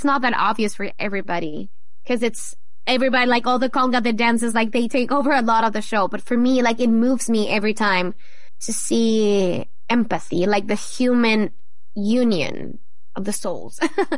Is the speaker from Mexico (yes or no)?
yes; Mexico; Not for me personally. I was really lucky, but I know, of course, in Mexico and mostly in the northern part of it, it's definitely hard for so many people.